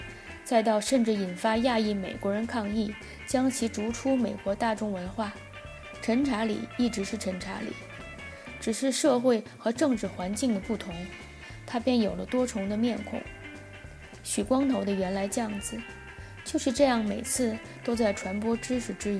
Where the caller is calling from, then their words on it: Tianjin, China; 大家好，